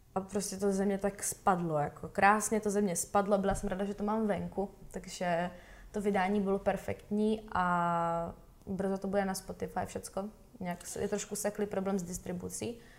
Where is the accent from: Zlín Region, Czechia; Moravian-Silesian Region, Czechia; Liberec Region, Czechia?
Zlín Region, Czechia; Valašské Meziříčí; začala jsem chodit do valašského souboru tanců a zpěvu. Jmenovalo se to Ovečky, u nás ve Valmezu